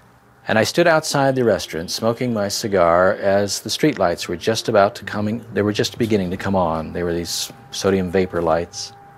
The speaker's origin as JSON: {"language": "English", "region": "Ohio", "country": "United States", "tie": "born or raised there", "said": "any Midwestern community like I grew up in Ohio."}